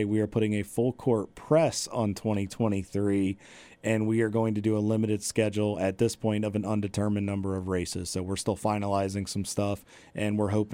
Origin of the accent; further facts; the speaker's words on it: Southern Maryland, United States; I was born and raised in Southern Maryland. I still live there currently